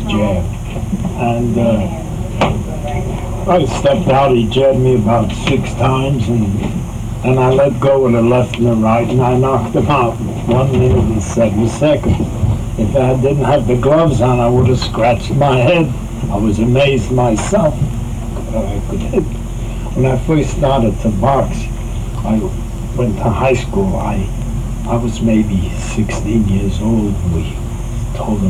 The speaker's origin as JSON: {"language": "English", "town": "New York City", "region": "New York", "country": "United States", "tie": "born or raised there", "said": "I was raised in Harlem. East Harlem was all a real rough"}